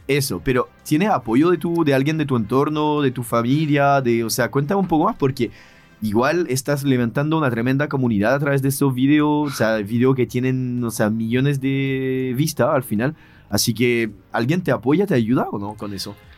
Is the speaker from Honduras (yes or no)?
no; France; now in Chile